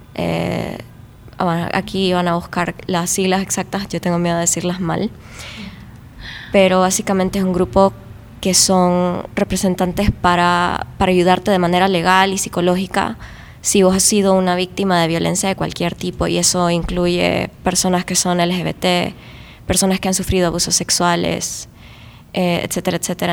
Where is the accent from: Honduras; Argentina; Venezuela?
Honduras; Tegucigalpa, Francisco Morazán; yo soy de Tegucigalpa